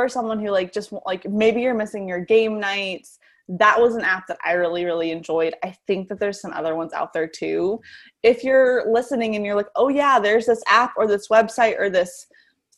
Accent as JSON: {"language": "English", "town": "Denver", "region": "Colorado", "country": "United States", "tie": "born or raised there", "moved": "as an adult", "lives_now": "Kansas, United States", "said": "I grew up in Colorado. I grew up in the Denver area"}